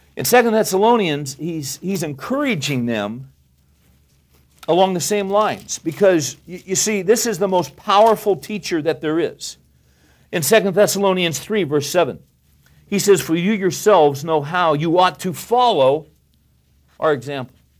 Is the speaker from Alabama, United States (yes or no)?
no; California, United States; I grew up in California